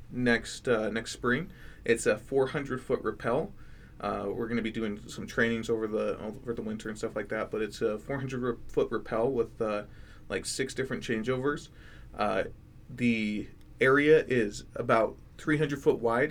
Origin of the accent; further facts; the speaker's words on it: Florida, United States; now in Idaho, United States; I'm from Florida, so I'm used to the heat